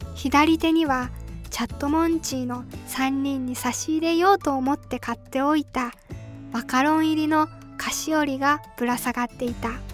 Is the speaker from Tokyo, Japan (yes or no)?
no; Iwate, Japan; moved away as an adult; also born or lived in Tokushima; 自分は岩手県出身なのだけど